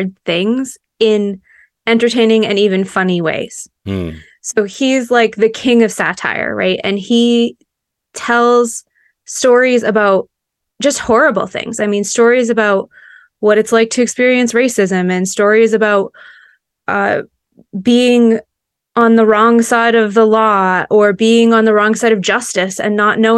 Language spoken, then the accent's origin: English; Maine, United States; moved away as an adult; I live in Maine, and I grew up in Maine, but moved away for about 10 years and came back.